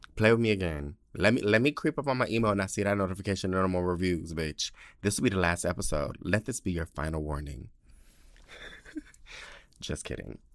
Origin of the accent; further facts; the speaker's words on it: San Diego, California, United States; moved away as an adult; my hometown